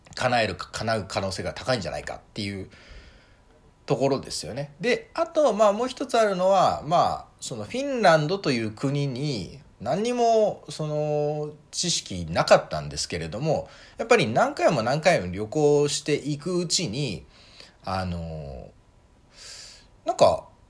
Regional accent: Tokyo, Japan; moved away as an adult; also born or lived in Sendai, Miyagi, Japan; now in Finland; 学校3年生の時までしかいないんで、まあ、ほとんどの時間を東京で過ごしてはいる

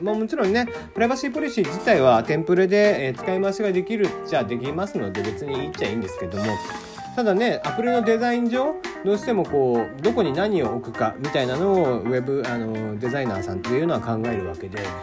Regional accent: Kagoshima, Japan; now in Tokyo, Japan; 鹿児島生まれで台風には非常に慣れている

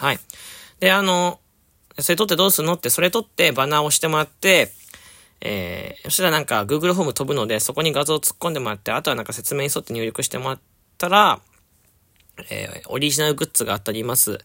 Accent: Fukuoka, Japan; 僕、福岡出身

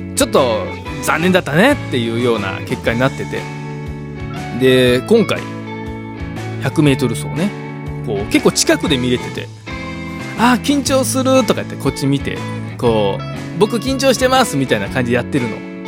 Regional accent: Osaka, Japan; 僕らの地元小学生あるある

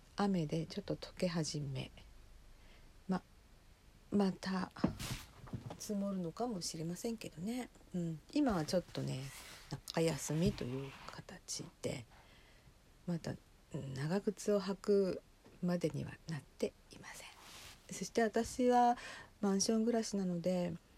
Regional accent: inland Hokkaido, Japan; 北海道の内陸で生まれ育ちえー、しばらく8年ほど離れてまた戻ってきた身

